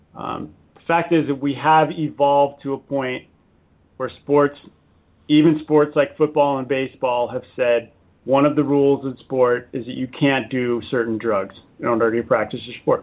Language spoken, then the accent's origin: English; San Diego, California, United States; I'm an American. I was born in, in San Diego.